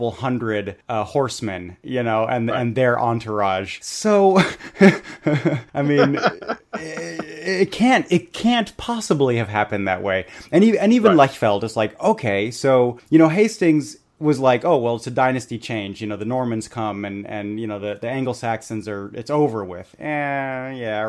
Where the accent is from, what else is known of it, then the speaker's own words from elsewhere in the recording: Bavaria, Germany; I grew up in Bavaria